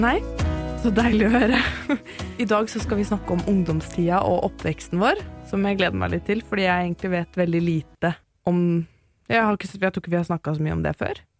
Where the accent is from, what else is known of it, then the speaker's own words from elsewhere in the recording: Oslo, Norway; also born or lived in Maridalen; Jeg vokste opp på Kjelsås, og litt i Maridalen